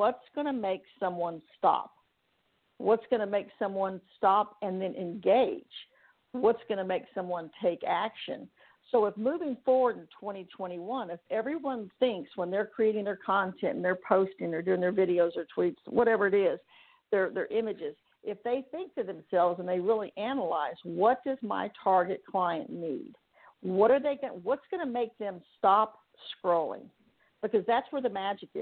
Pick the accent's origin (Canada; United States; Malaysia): United States; Texas; moved away; also born or lived in Huntington Beach, California; Now I live in Texas, of course, my home state